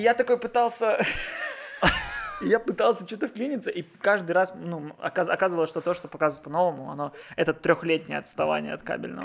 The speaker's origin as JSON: {"language": "Russian", "town": "Odesa", "region": "Odesa Oblast", "country": "Ukraine", "tie": "born or raised there"}